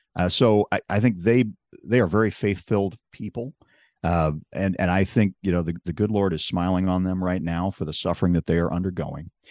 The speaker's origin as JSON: {"language": "English", "town": "Chicago", "region": "Illinois", "country": "United States", "said": "I'm from Chicago"}